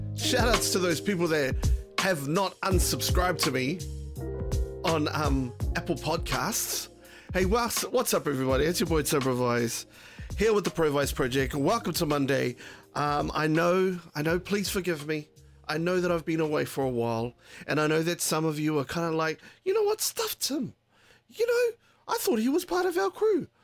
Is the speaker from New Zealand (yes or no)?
yes; Taranaki, New Zealand; moved away; that's where we're from. That's, we're from Te Aotearoa in Taranaki.